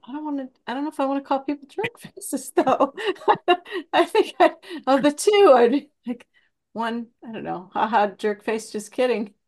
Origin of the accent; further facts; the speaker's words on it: Iowa, United States; I'm from Iowa